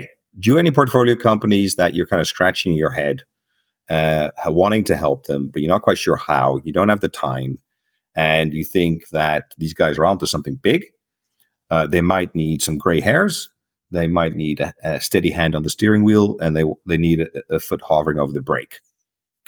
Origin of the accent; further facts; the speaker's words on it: Netherlands; moved away as an adult; also born or lived in United States; I am from Holland, and for the last 20, 25 years, I've been living in the United States and other countries